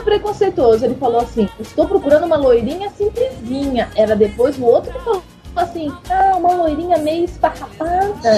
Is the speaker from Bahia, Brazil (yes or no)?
no; São Paulo, Brazil; sem ofender a minha terra